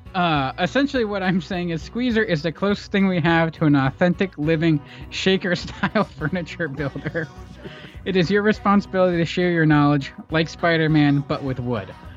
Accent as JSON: {"language": "English", "region": "Pennsylvania", "country": "United States", "tie": "born or raised there", "said": "We grew up in the East Belt, pretzel country"}